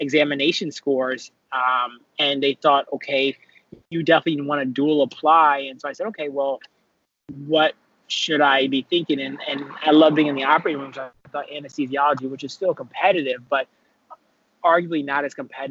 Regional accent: Washington, District of Columbia, United States; also born or lived in Atlanta, Georgia; I hail from Northwest Washington, D.C., born and raised Shepherd Park

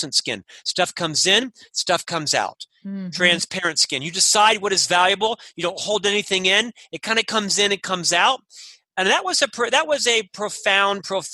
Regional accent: Orlando, Florida, United States; moved away as an adult; now in Utah, United States; I'm from Orlando, Florida

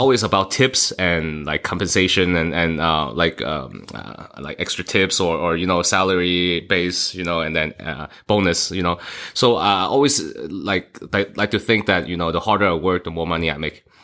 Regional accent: Hong Kong; now in Las Vegas, United States; I was born in Hong Kong

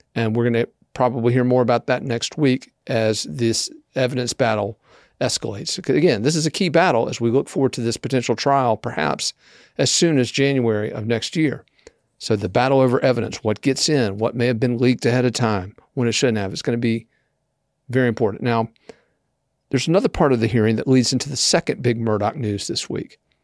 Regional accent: Columbia, South Carolina, United States; here in Columbia, South Carolina, my hometown

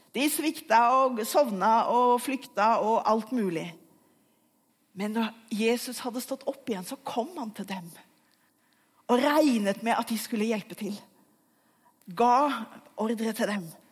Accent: Asker, Akershus, Norway; Jeg vokste opp i Asker utenfor Oslo

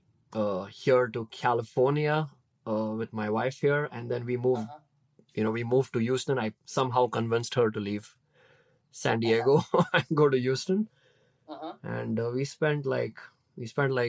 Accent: Mumbai, Maharashtra, India; moved away as an adult; now in United States; I'm born and brought up in India. I spent like 25 years of my life there.

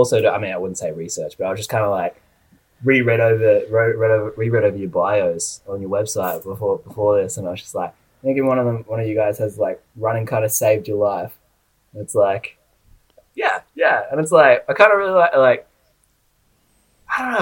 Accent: Kiama, New South Wales, Australia; moved away as an adult; now in Brisbane, Australia; So I grew up down in a little town called like Kiama. So it's about like 2 hours south of Sydney in New South Wales.

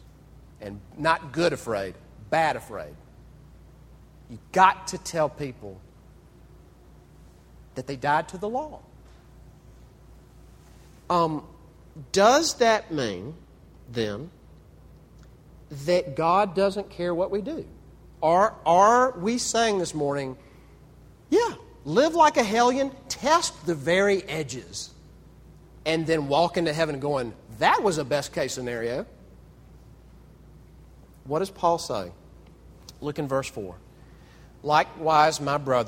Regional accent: Mississippi, United States; Growing up in Mississippi

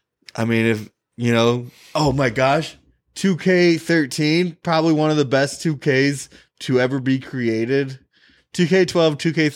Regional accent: Minnetonka, Minnesota, United States; I'm from Minnetonka.

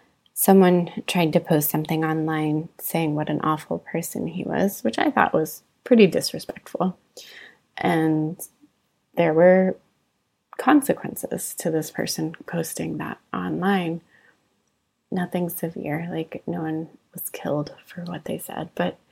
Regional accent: United States; moved away as an adult; now in Singapore; as an American

